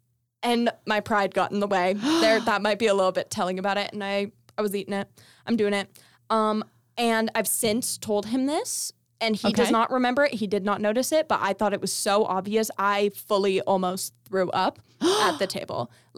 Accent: Las Vegas, Nevada, United States; And I'm from Las Vegas, and it's like entertainment capital.

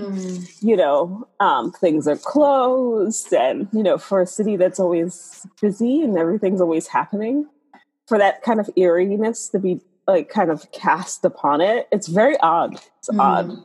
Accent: New York City, New York, United States; I grew up in the South Bronx

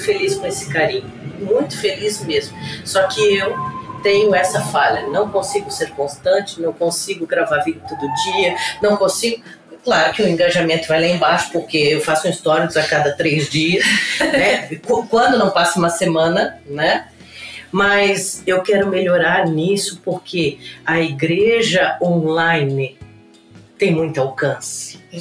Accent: Joinville, Santa Catarina, Brazil; Eu sou natural de Joinville

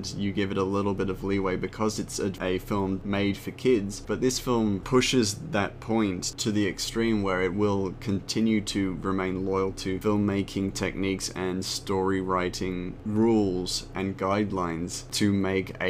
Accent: Australia; as an Australian

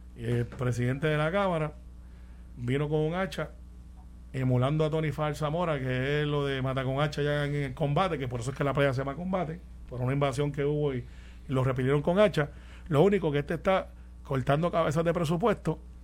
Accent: Puerto Rico

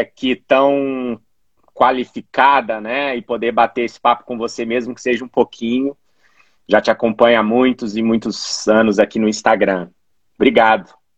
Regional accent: Belo Horizonte, Minas Gerais, Brazil; moved away as an adult; also born or lived in Florianópolis; Eu sou natural de Belo Horizonte, estou em Belo Horizonte atualmente

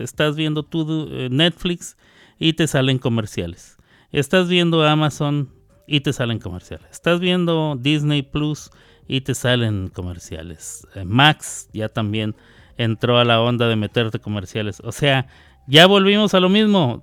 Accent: Chihuahua, Mexico; Yo también soy de Chihuahua

